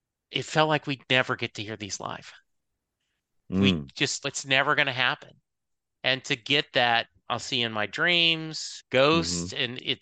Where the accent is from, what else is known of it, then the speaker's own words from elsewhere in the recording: Louisiana, United States; I grew up in Louisiana.